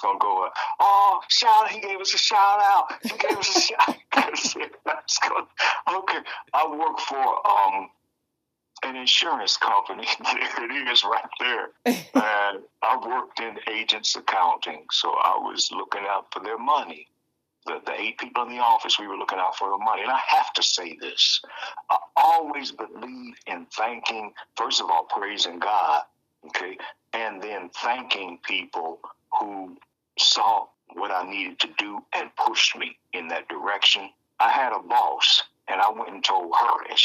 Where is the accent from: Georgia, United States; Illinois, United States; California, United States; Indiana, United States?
Indiana, United States; Indianapolis; moved away as an adult; now in Chicago, United States; I'm originally from Indianapolis